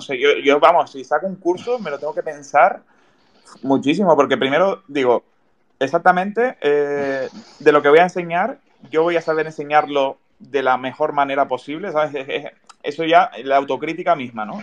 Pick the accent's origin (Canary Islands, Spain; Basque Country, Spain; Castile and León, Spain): Canary Islands, Spain; Tenerife; yo soy de Tenerife